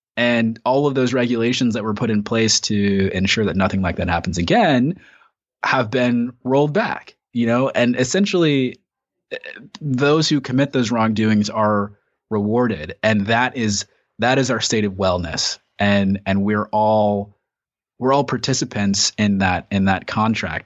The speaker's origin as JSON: {"language": "English", "country": "United States", "said": "we've gone through as American citizens"}